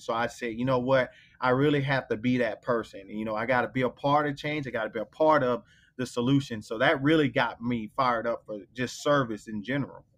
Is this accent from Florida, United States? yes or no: yes; Belle Glade, Florida, United States; moved away; I grew up in Belglade, Florida, which is a little small town in Palm Beach County